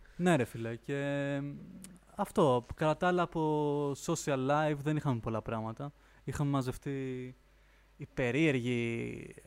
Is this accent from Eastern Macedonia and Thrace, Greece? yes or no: no; Lemnos, North Aegean, Greece; moved away as an adult; also born or lived in Florina; now in Athens, Greece; μεγάλωσα Λίμνο